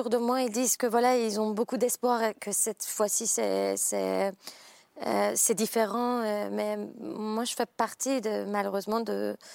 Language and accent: French; Iran; now in Paris, France; moi j'ai grandi en Iran